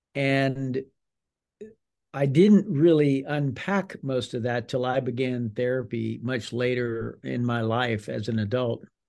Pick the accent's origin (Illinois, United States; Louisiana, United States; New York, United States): Louisiana, United States; South; grew up in a large Cajun, very Catholic family in South Louisiana